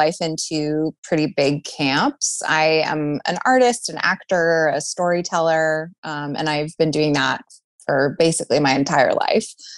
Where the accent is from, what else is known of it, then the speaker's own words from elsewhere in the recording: Toronto, Ontario, Canada; moved away as an adult; now in Chicago, United States; I grew up in Toronto